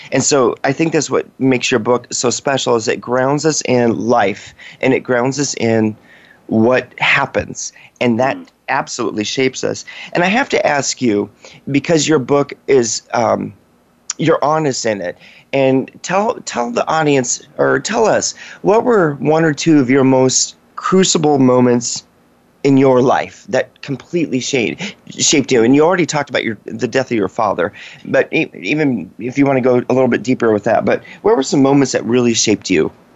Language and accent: English; Washington, United States; also born or lived in West Virginia; I grew up in Washington State